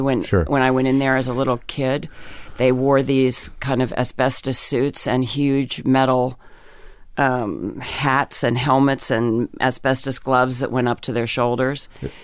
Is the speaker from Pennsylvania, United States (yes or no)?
yes; Pennsylvania, United States; In Pennsylvania.